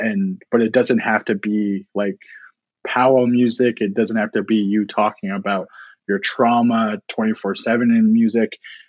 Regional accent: Siksika Nation, Alberta, Canada; also born or lived in Eden Valley Reservation; I would go to the Siksika Reservation where my mom is from and where I'm from. And then I would go to the Eden Valley Reservation where my dad is from.

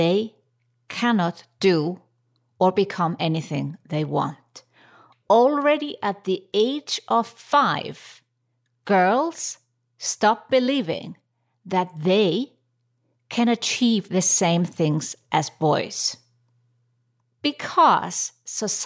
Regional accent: Reykjavik, Capital Region, Iceland; my home country, Reykjavik, Iceland

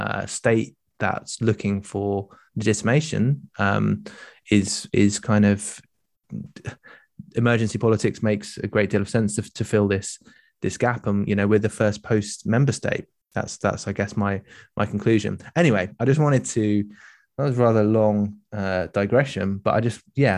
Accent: United Kingdom; my experience of being British

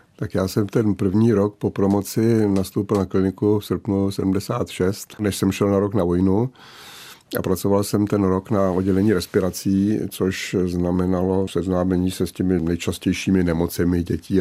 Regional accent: České Budějovice, South Bohemian Region, Czechia; Měl jsem docela volný režim jako dítě, vychovávané v Vilové čtvrti v Českých Budějovicích

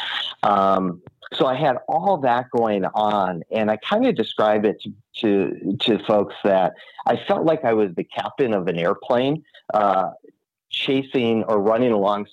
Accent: Minneapolis, Minnesota, United States; I am born and raised in Minneapolis, Minnesota, so up in the cold region of our country

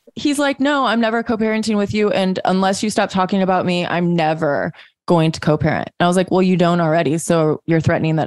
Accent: Missouri, United States; we're both from Missouri

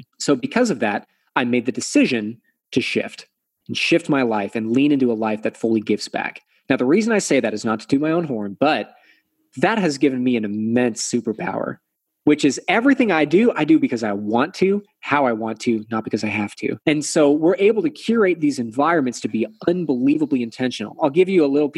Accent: Texas, United States; I'm from Texas, right? So we're Southern.

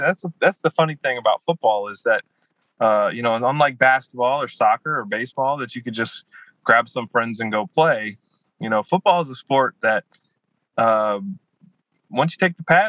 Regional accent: Louisiana, United States; I'm from Louisiana, so I did grow up going to Saints games

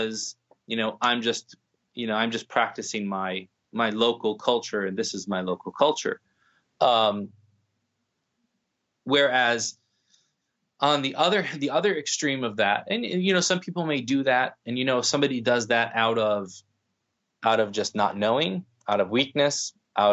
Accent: United States; as someone born and raised in the predominant, you know, white Anglo-Saxon Protestant culture of the United States

